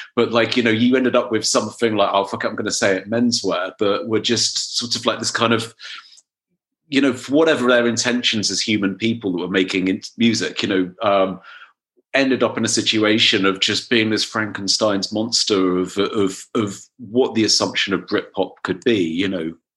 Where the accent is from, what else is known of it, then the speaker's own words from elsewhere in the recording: Dorset, South West England, United Kingdom; I was growing up in Dorset